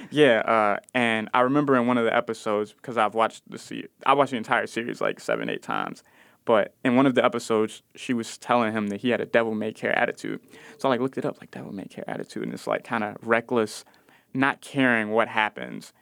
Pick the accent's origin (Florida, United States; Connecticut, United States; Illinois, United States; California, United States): Illinois, United States; Chicago; I'm from Austin, I spent a lot of time in the Cabrini Green projects